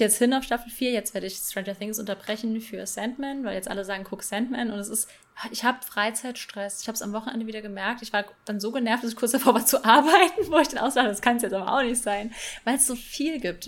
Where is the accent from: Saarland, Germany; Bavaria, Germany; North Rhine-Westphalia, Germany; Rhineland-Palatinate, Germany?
Rhineland-Palatinate, Germany; Bad Kreuznach; also born or lived in Rheinhessen; ich komme aus Bad Kreuznach